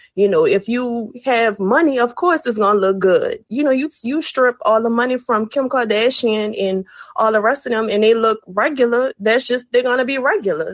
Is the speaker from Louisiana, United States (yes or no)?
yes; New Orleans, Louisiana, United States; now in Houston, United States; I'm calling from Houston. Um, I'm originally from New Orleans